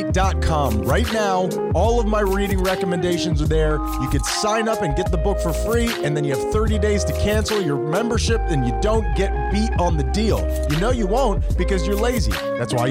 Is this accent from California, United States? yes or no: no; Miami, Florida, United States; We grew up in Miami, and we support all the Miami teams